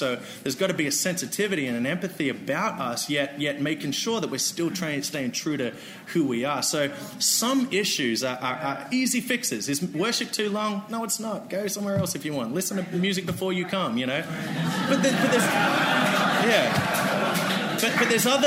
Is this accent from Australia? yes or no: yes; Australia; moved away as an adult; now in United States; I'm an Australian. I'm white